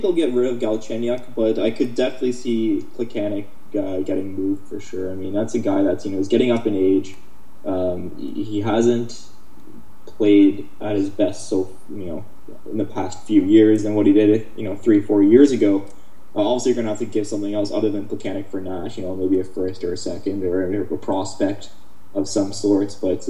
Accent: Ottawa, Ontario, Canada; I'm from Ottawa

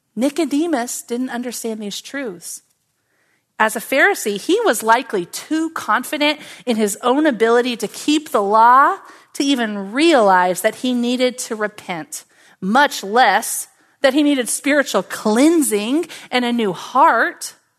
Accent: Oklahoma, United States; Now, I grew up in Oklahoma

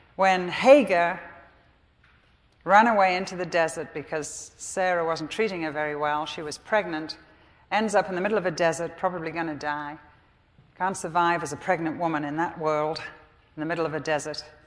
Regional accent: England, United Kingdom; I'm English.

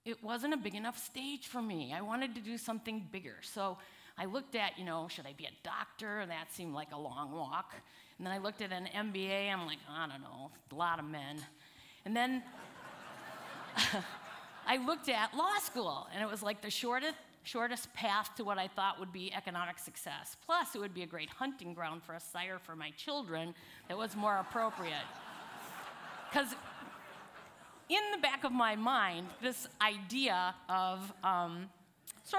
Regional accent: Chicago, Milwaukee area, Midwest, United States; I actually grew up in the Midwest. I'm originally from Chicago, Milwaukee area

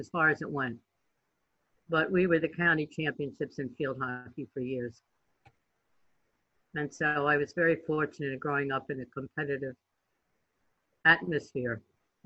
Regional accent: south of Lancaster, South Central Pennsylvania, United States; moved away; also born or lived in New England; I grew up south of Lancaster, which is really not near Philly

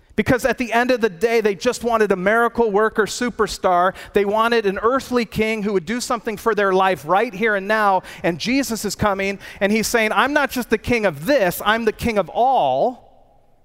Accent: United States; I'm an American.

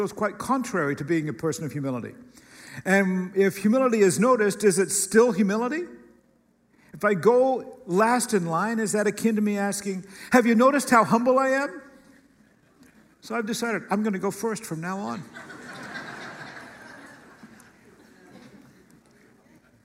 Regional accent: United States; particularly as an American

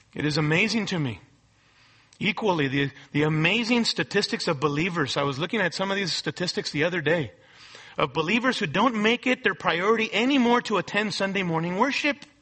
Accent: United States; we may be Christians living in America

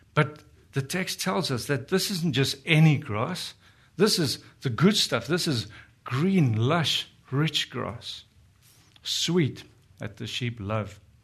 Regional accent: South Africa; moved away as an adult; we're from South Africa, been here for four years

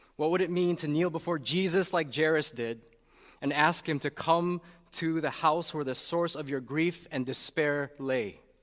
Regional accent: Chicago, Illinois, United States; moved away as an adult; also born or lived in Saint Louis; to come to Chicago back in two thousand seventeen. Little did we know that there were other reasons for the call beyond doing church ministry in my hometown

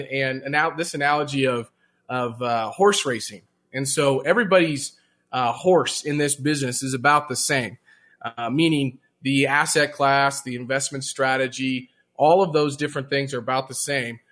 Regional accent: Jefferson City, Missouri, United States; I grew up in Jefferson City, Missouri

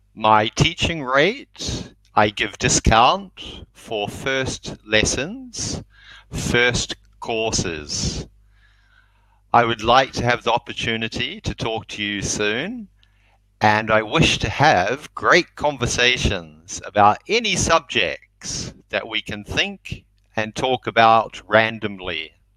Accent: New Zealand; I'm from New Zealand.

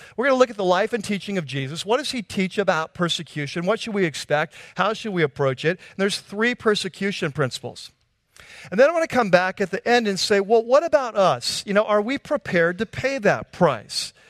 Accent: United States; as American Christians

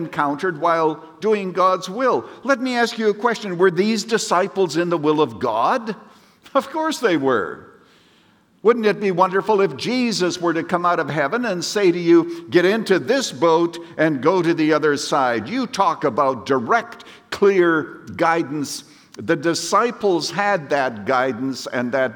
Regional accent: Canada; moved away; I was brought up in Canada, and we used to sing a little ditty in church

